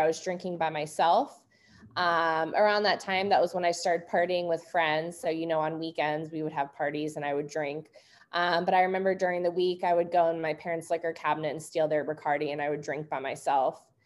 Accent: St. Louis, Missouri, United States; I grew up in St. Louis, Missouri

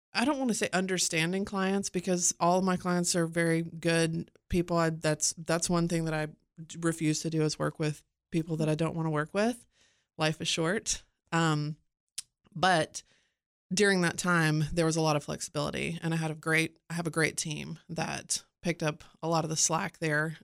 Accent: Cookeville, Tennessee, United States; moved away as an adult; also born or lived in Phoenix / Florida; both my husband and I grew up here in Cookville

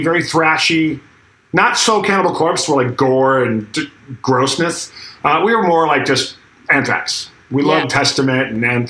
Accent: Akron, New York, United States; I met some guys in my hometown of Akron, New York, just outside of Buffalo, New York

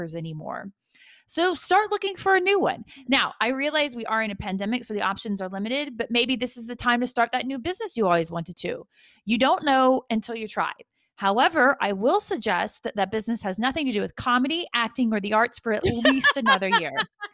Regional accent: United States

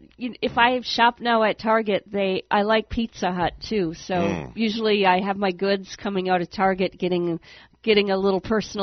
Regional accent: Wisconsin, United States; now in Florida, United States; back in Wisconsin, we had basements

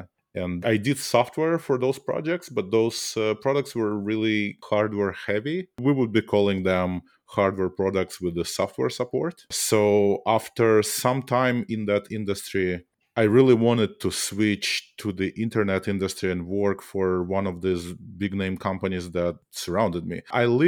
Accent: Saint Petersburg, Russia; moved away as an adult; I grew up in Russia, in St. Petersburg. I was trained as a mathematician, not even as a computer scientist.

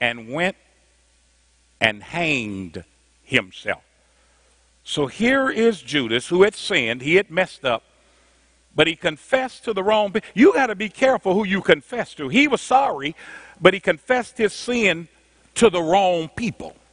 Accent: Indianapolis, Indiana, United States; I'm from Indianapolis. At the time, we were the 12th largest city in the nation

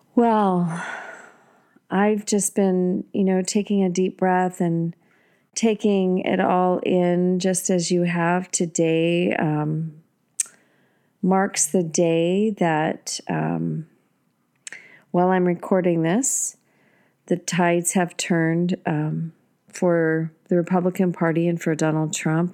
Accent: United States; I've never been so proud to be an American

